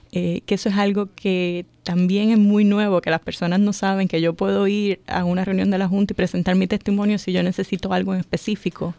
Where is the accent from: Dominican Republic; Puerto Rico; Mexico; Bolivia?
Puerto Rico; moved away as an adult; now in Montgomery County, Maryland, United States; yo soy de Puerto Rico. Ya. Eh, en Puerto Rico eh, siempre trabajaba en el área de educación superior